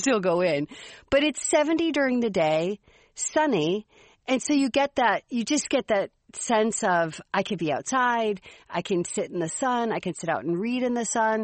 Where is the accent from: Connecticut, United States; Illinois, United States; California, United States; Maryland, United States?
Illinois, United States; Chicago; I grew up in Chicago